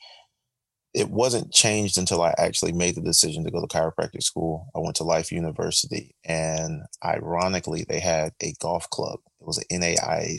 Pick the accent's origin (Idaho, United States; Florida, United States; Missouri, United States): Florida, United States; Orlando; also born or lived in Tallahassee; I'm from Orlando